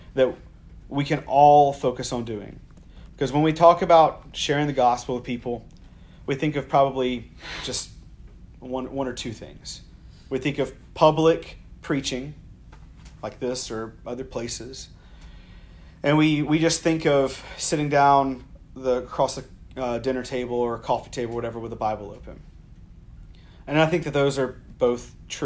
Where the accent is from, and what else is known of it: the South, United States; born or raised there